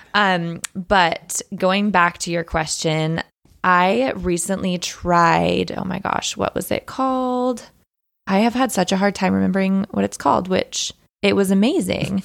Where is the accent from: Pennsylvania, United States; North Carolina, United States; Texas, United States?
Texas, United States; now in Spokane, United States; I'm from Texas